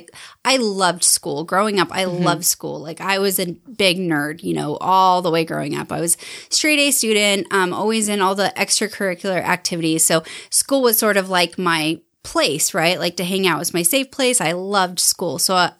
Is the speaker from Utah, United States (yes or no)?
yes; Salt Lake City, Utah, United States; also born or lived in Holladay; I grew up in Salt Lake City. Well, mostly Holiday area, Mill Creek Holiday area. I went to, you know, the schools in Mill Creek and Holiday.